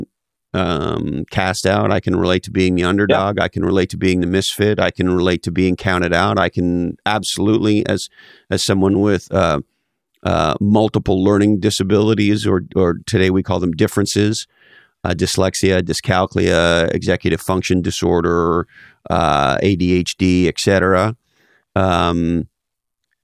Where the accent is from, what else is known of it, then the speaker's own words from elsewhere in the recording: Montreal, Quebec, Canada; I grew up in Montreal, Canada, and growing up in the 70s in Quebec, Canada